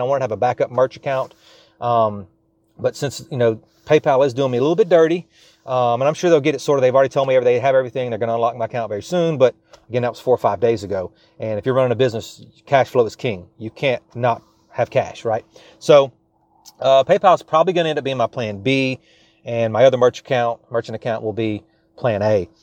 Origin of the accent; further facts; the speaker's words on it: South Louisiana, United States; I am from South Louisiana